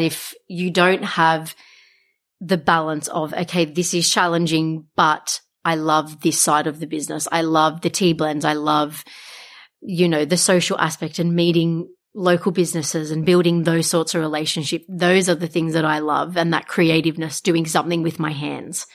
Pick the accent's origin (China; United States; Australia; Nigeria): Australia; Wollongong, New South Wales; a lot of people don't know that I'm from Wollongong